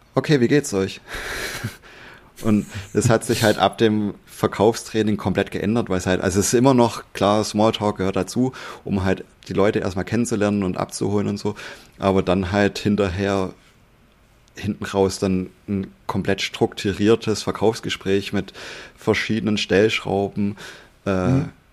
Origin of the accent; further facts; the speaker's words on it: Swabia, Germany; ich bin auch Schwabe